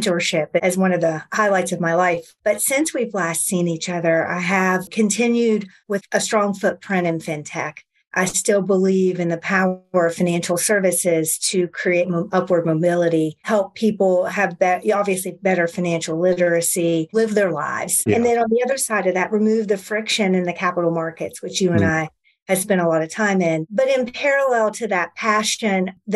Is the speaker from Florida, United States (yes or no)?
no; West Virginia, United States; moved away; my home state in West Virginia